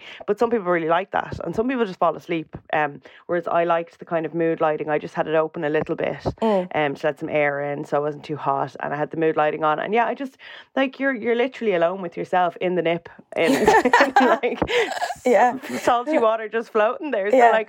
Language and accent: English; Ireland; But like, we're Irish people, we're really nosy.